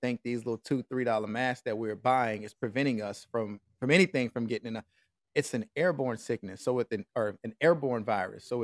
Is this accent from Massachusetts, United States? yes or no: no; Nashville, Tennessee, United States; moved away as an adult; also born or lived in Saudi Arabia; I came out here to Nashville, bro, and I went downtown, you know, just mingling, getting to see my peeps, like living get my hometown scenery